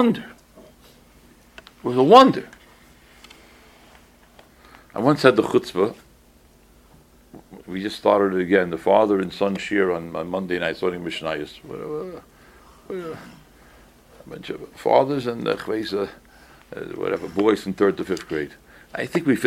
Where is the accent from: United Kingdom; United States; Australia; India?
United States; Boston, Massachusetts; also born or lived in East Coast; I didn't grow up in the Midwest. I was born on the East Coast. But by the time I was 11, I was out of town. Even though Boston's on the East Coast, it was out of town